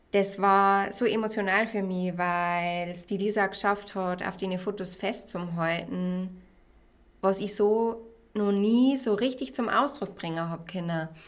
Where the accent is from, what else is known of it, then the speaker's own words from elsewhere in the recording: Regensburg, Bavaria, Germany; ich bin 29 und ich komme aus Regensburg.